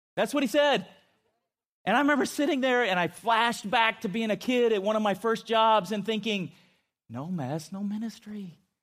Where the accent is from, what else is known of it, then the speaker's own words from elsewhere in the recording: Chula Vista, California, United States; I grew up in San Diego, and, uh, in a, my hometown of Chula Vista